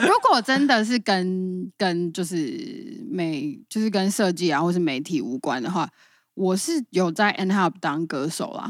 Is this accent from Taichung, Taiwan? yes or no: no; Hsinchu, Taiwan; now in Tainan, Taiwan; 我是新竹人